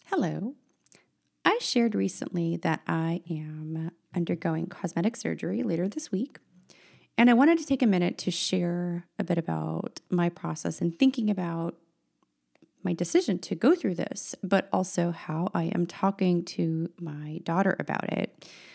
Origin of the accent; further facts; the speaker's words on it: San Francisco, California, United States; first language Russian; English is a second language; when I was growing up in the San Francisco school district